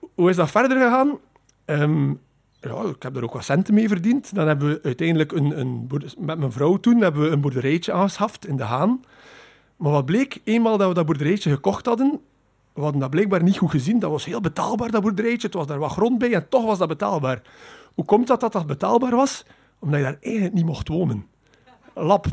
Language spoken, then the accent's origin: Dutch; Poperinge, Flanders, Belgium; ik ben opgegroeid in Poperingen